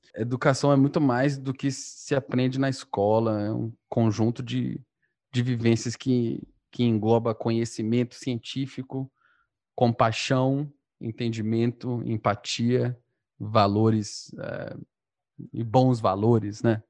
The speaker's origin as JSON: {"language": "Portuguese", "region": "Northeast Region", "country": "Brazil", "said": "A gente é um bando de nordestino"}